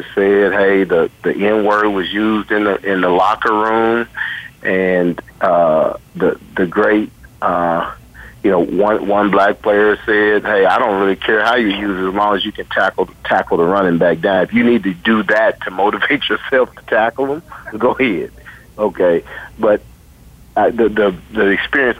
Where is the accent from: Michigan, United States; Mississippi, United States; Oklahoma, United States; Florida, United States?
Oklahoma, United States; Tulsa; moved away; I grew up in Tulsa, Oklahoma, and I went to college at Wichita State University and Howard